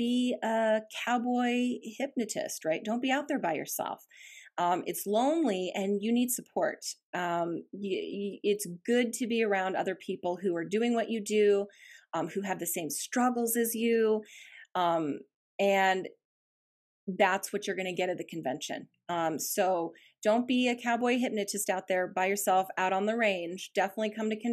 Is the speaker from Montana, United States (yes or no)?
yes; Bozeman, Montana, United States; moved away as an adult; now in Boise, United States; I did grow up in that beautiful setting